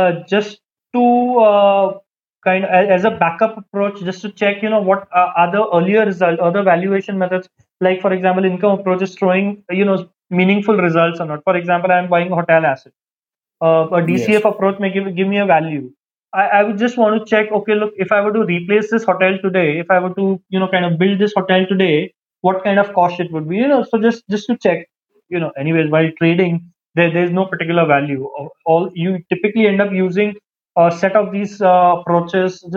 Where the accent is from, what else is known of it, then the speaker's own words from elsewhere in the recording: Mumbai, Maharashtra, India; I am from Mumbai